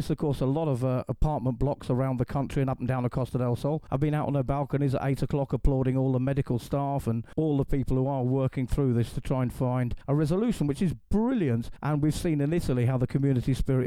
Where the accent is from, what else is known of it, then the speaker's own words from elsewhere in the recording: England, United Kingdom; now in Calahonda, Spain; I'm an English actor, radio host